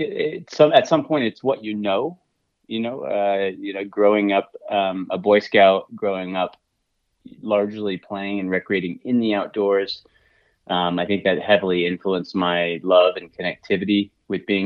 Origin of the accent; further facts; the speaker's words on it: Southwest Montana, United States; I'm from Southwest Montana, and I've been cooking since I was just a kid